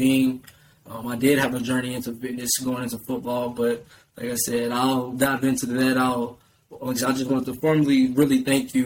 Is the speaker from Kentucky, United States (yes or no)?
yes; Louisville, Kentucky, United States; I was from the West End of Louisville, Kentucky, which didn't have much